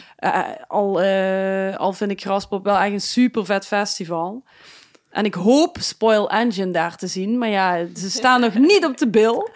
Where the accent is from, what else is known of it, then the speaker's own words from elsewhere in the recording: Limburg, Netherlands; uiteindelijk dan Limburg